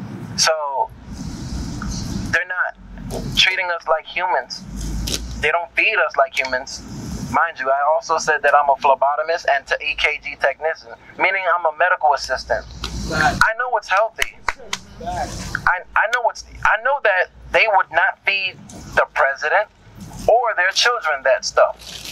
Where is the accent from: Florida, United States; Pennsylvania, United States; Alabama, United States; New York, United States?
Florida, United States; Miami; moved away as an adult; now in Los Angeles, United States; I'm from Miami, Florida. I came out here for school and music.